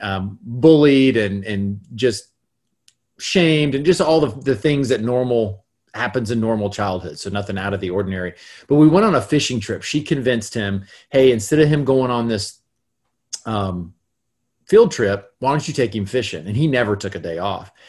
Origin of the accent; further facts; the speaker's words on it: Gainesville, Florida, United States; I was raised in North Florida, in Gainesville, Florida